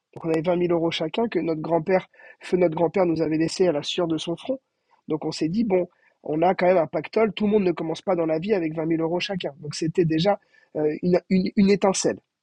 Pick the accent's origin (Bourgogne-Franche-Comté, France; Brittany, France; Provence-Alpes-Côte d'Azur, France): Brittany, France; Brest; moved away; also born or lived in Cannes; On est né à Cannes, mais on a grandi à Brest